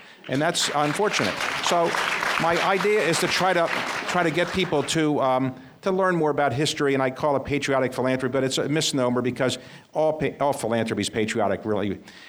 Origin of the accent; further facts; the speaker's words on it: Baltimore, Maryland, United States; I came from, like many people here, probably very modest financial circumstances. I grew up in Baltimore, and my parents were blue-collar workers.